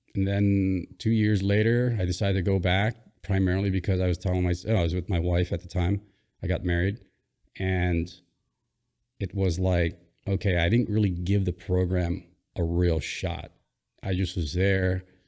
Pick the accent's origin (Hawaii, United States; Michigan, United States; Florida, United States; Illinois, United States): Hawaii, United States; born or raised there; also born or lived in Philippines